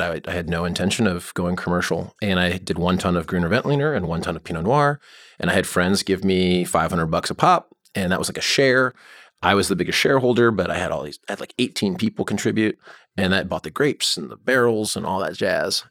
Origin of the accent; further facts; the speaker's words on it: Allentown, Pennsylvania, United States; also born or lived in Chicago; now in Oregon, United States; I grew up in Allentown, P A, and I'm in Chicago